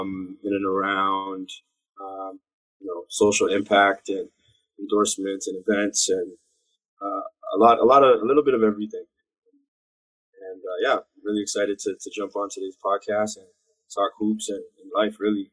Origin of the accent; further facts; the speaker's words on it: Toronto, Ontario, Canada; also born or lived in Montreal / Brampton; I'm an entrepreneur of African descent. Both of my parents are from Ghana. I was born in Montreal, raised in Scarborough, where I met Mr. Francis, playing basketball as a young boy. Moved to Brampton later on